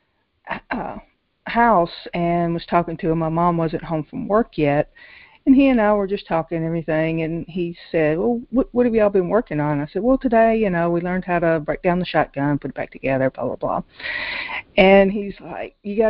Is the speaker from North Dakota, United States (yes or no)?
no; Nashville, Tennessee, United States; also born or lived in Memphis, Tennessee; Grew up in Nashville, Tennessee. Actually born in Memphis there all of 6 weeks